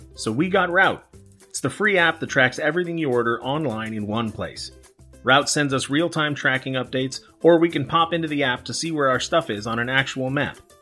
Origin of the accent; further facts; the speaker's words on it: United States; we're all American